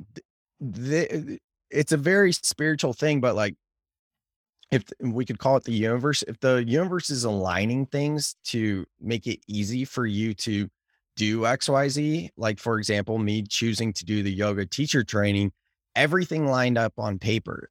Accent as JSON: {"language": "English", "country": "United States", "said": "I'm American"}